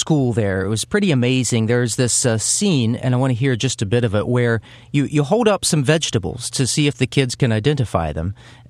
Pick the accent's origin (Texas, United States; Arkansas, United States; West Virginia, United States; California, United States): West Virginia, United States; Huntington; It's my hometown.